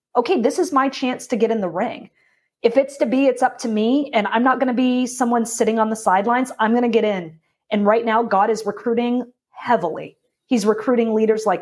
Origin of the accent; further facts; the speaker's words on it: Portland, Maine, United States; now in Florida, United States; I'm from Portland, Maine.